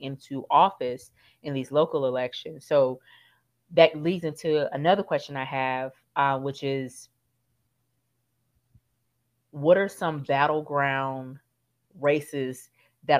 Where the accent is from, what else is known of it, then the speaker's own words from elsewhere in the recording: Louisiana, United States; my home state of Louisiana